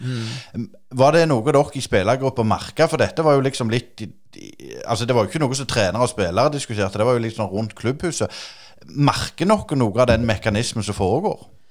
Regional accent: Jæren, Rogaland, Norway; som vi sier her på Jæren

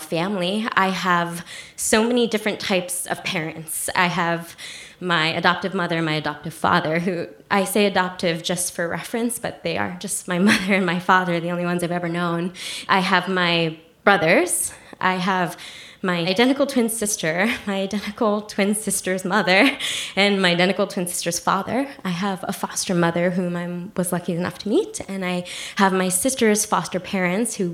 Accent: New Jersey, United States; also born or lived in South Korea; I was raised in New Jersey

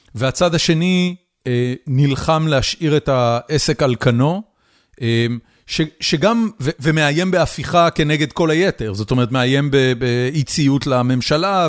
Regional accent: Haifa, Haifa District, Israel; moved away as an adult; now in United States; גדלתי בחיפה, עם הצפונבונים על הכרמל

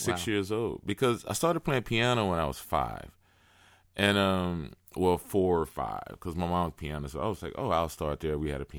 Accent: Houston, Texas, United States; Yeah, I grew up in Houston.

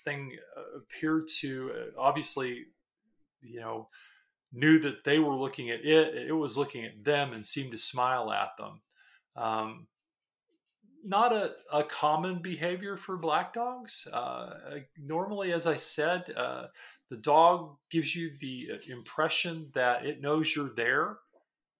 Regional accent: San Antonio, Texas, United States; moved away; also born or lived in American South; I was born originally, and I was born in San Antonio, Texas, and have been all over the South

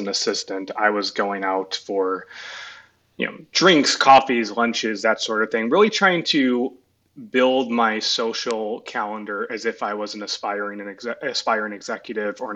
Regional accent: Chicago, Illinois, United States; moved away; I grew up in Chicago, went to USC

